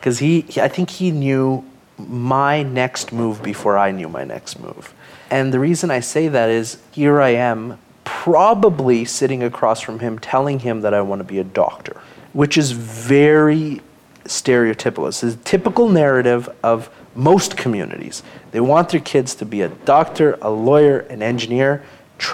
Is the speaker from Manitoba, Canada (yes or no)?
yes; Winnipeg, Manitoba, Canada; Born in Winnipeg, the only of my siblings, so we got five siblings, I'm the youngest, and I was the first one that was born in Canada. So I'm a Canadian-born 1993 model, and when I was growing up here